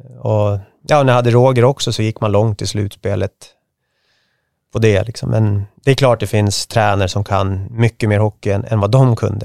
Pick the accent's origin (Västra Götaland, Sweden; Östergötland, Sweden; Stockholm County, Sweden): Stockholm County, Sweden; Märsta; also born or lived in Sigtuna; född och uppvuxen i Märsta, nu bor jag i Sigtuna